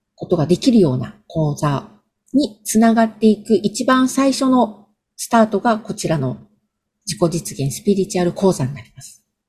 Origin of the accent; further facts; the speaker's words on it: Gunma, Japan; now in Tokyo, Japan; 私、群馬県出身なんですけれども